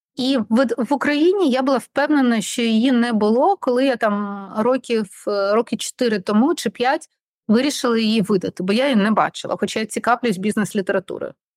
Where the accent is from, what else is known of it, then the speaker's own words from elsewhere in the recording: Odesa, Odesa Oblast, Ukraine; Ukrainian is a second language; я з Одеси, я розмовляла в житті російською